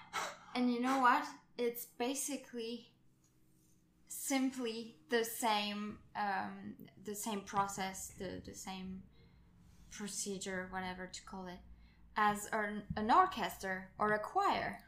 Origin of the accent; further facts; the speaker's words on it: France; I come from France